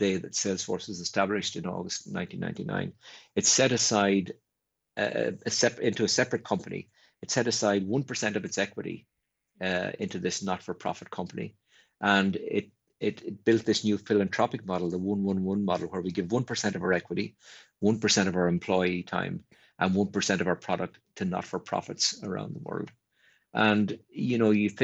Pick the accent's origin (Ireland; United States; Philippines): Ireland; an Ireland that was an island and really didn't interact with much other than our closest neighbour in the UK